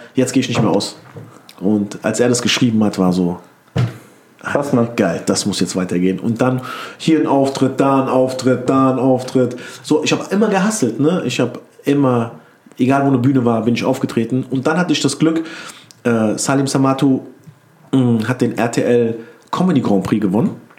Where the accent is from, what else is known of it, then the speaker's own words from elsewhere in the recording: Wiesbaden, Hesse, Germany; ich komme aus Mainz-Kostheim, aber ich sage mal Wiesbaden